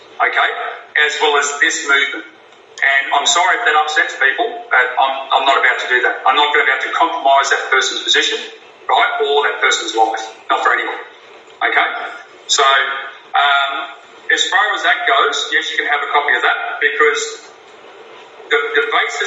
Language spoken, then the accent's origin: English; Australia; as a citizen under our Australian laws here